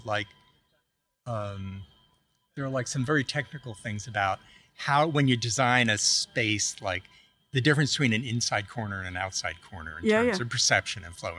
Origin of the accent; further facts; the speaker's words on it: New York City, New York, United States; moved away; I grew up in Staten Island.